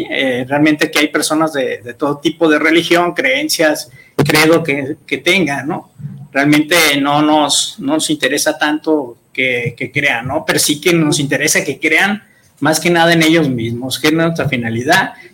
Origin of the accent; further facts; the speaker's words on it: Guadalajara, Jalisco, Mexico; Y más en Guadalajara, ¿no? Somos una, una ciudad completamente, somos mexicanos y guadalupanos